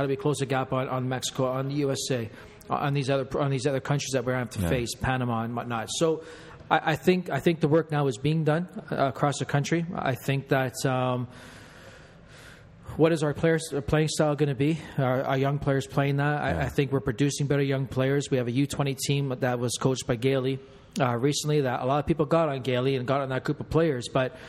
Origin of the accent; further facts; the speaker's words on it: Canada; I guess I am going to be Canadian and politically correct.